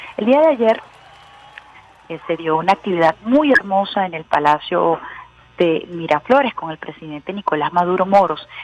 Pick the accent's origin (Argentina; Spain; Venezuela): Venezuela